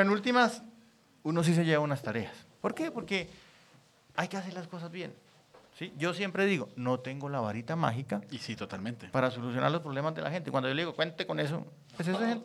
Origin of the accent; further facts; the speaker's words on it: Santander, Colombia; moved away; also born or lived in Bogotá; Yo soy santanderiano